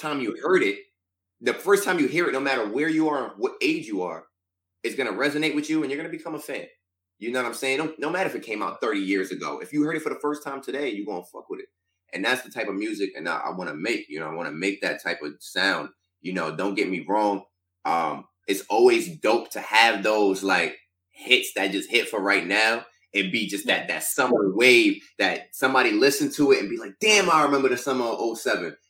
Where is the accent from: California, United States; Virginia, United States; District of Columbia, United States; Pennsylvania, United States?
Pennsylvania, United States; Stroudsburg; my hometown started off first week number one. Shout out to Stroudsburg, Pennsylvania